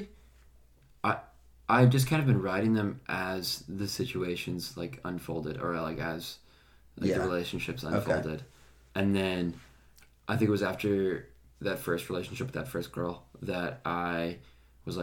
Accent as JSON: {"language": "English", "town": "Wenatchee", "region": "Washington", "country": "United States", "tie": "born or raised there", "moved": "as an adult", "lives_now": "Lynchburg, United States", "said": "I grew up in Wenatchee, which is the apple capital of the world"}